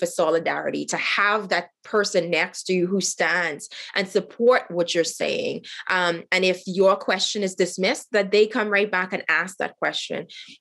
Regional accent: Haiti; also born or lived in Bahamas; now in Central Alberta, Canada; I was born in Haiti

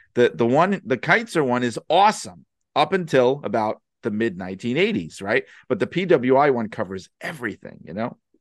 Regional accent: New York City, New York, United States; I grew up in the city. I grew up in Brooklyn

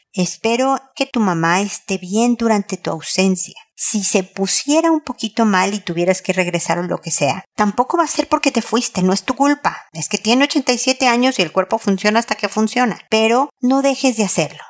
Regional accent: Mexico; moved away as an adult; also born or lived in United States; now in Santiago, Chile; Yo soy mexicana, vivo en Chile y viví en Estados Unidos.

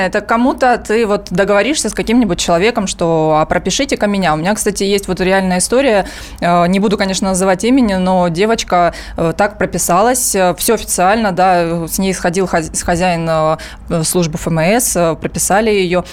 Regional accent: Donetsk, Donetsk Oblast, Ukraine; moved away as an adult; now in Moscow, Russia; я из Донецка

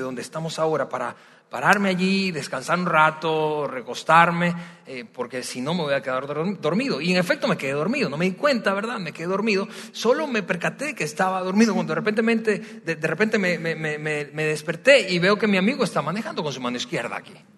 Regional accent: Venezuela; now in Mexico; soy venezolano

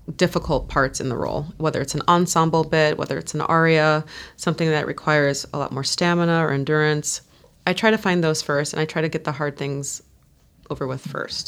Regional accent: United States; I'm an American

